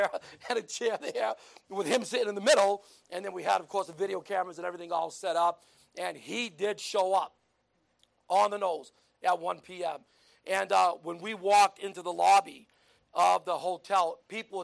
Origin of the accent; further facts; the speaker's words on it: United States; I'm from the United States